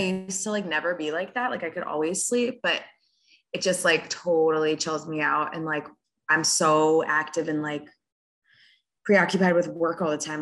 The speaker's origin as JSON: {"language": "English", "area": "Rockland County", "region": "New York", "country": "United States", "tie": "born or raised there", "moved": "as an adult", "lives_now": "Charlotte, United States", "said": "I grew up in Rockland County with you."}